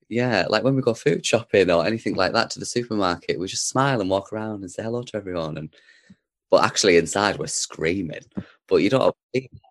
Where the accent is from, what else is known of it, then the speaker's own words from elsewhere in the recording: Darlington, North East England, United Kingdom; I was born in Darlington, so Darlington's always somewhere that we used to come back. It was sort of like the base, the hub, if you will. So, I did spend a lot of my time growing up in Darlington